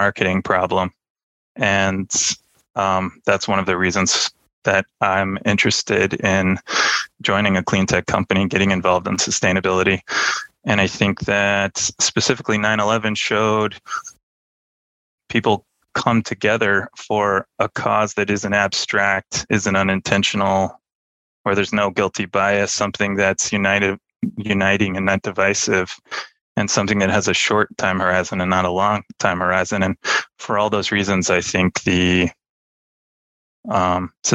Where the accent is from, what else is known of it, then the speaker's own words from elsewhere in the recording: outside Los Angeles, California, United States; I grew up outside Los Angeles, fairly liberal enclave near the beach